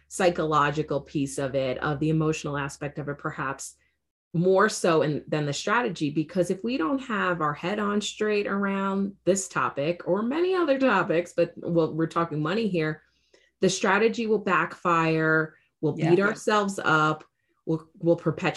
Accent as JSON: {"language": "English", "town": "New York City", "region": "New York", "country": "United States", "tie": "born or raised there", "said": "I grew up in New York City, was groomed to go to business school"}